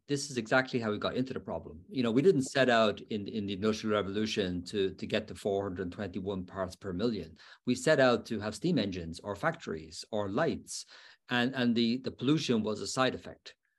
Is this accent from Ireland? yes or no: yes; Dublin, Leinster, Ireland; now in Pennsylvania, United States; my hometown of Dublin